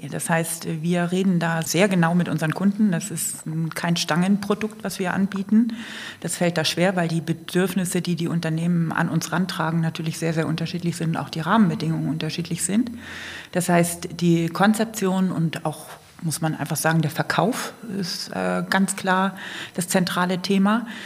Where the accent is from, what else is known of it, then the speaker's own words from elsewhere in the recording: Kiel, Schleswig-Holstein, Germany; now in Allgäu, Germany; Und im Allgäu bin ich tatsächlich seit 1992. Aber ursprünglich, was man jetzt nicht ganz verbergen kann, komme ich aus Kiel.